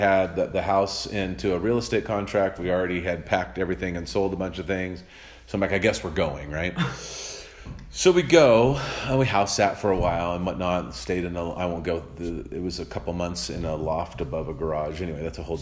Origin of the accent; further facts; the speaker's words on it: Santa Cruz, California, United States; moved away; also born or lived in New Mexico; my hometown that I was born in, Santa Cruz, California.